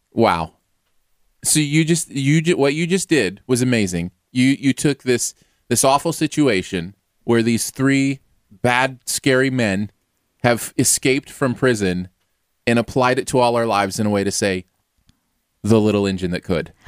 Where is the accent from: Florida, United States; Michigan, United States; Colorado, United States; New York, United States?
Michigan, United States; moved away; also born or lived in Missouri; I grew up in Michigan